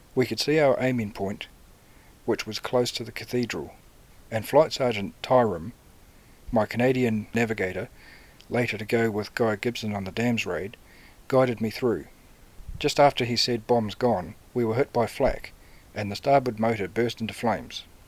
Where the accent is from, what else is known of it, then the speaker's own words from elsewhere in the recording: Cambridge, Waikato, New Zealand; Cambridge, my hometown.